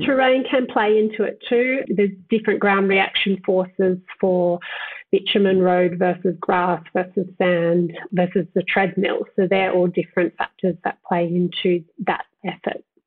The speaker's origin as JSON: {"language": "English", "area": "Southern Highlands", "region": "New South Wales", "country": "Australia", "tie": "born or raised there", "said": "I grew up in Southern Highlands in cooler climates."}